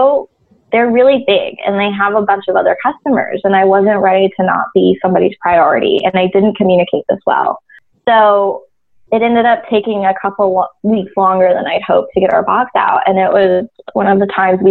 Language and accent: English; Las Vegas, Nevada, United States; I grew up in Las Vegas and K through 12, everything in my life happened there